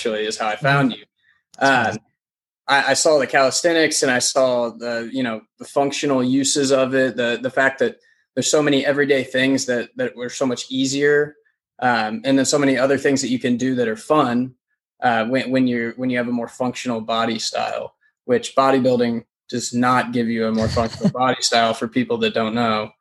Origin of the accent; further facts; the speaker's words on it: Louisville, Kentucky, United States; also born or lived in Lexington, Kentucky; I was born and raised in Louisville, Kentucky, still live here.